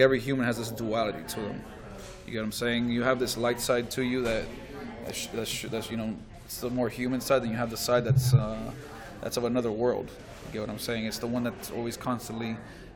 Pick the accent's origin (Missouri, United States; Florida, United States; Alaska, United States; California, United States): Florida, United States; Miami Gardens; I was born and raised Miami, from Carroll City